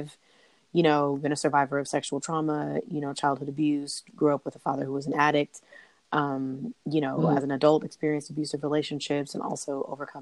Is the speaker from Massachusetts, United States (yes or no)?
no; California, United States; I'm from California